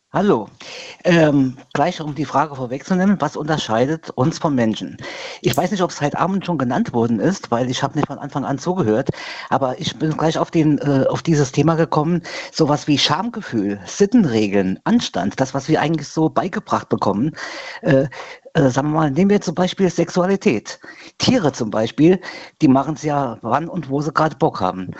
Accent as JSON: {"language": "German", "town": "Bad Sobernheim", "region": "Rhineland-Palatinate", "country": "Germany", "said": "bei uns in Sobernheim"}